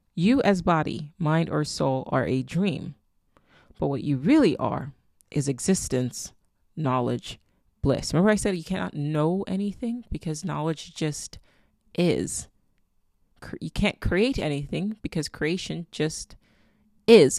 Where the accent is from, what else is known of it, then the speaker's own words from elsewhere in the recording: Nigeria; I'm Nigerian. My daughter is Nigerian.